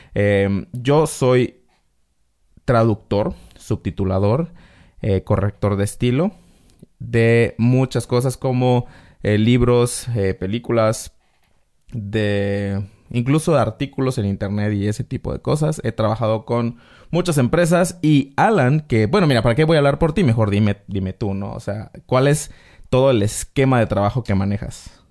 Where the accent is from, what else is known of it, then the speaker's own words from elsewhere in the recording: Mexico; somos mexicanos